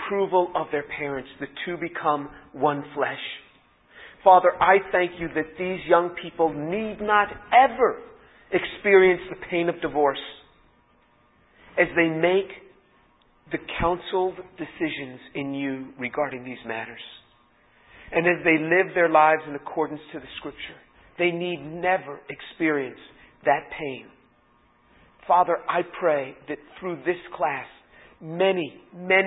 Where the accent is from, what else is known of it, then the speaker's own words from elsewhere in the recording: New York City, New York, United States; I was born in New York City